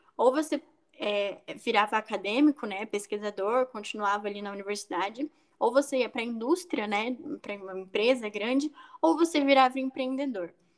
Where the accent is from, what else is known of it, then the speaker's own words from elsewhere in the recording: interior of São Paulo, Brazil; eu tenho 21 anos, sou também do interior de São Paulo